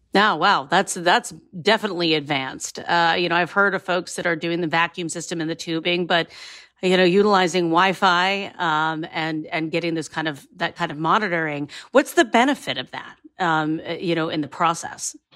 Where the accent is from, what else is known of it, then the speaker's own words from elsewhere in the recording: Northeast Ohio, United States; I have grown up around the fact that Northeast Ohio, particularly Geauga County, is a major maple producer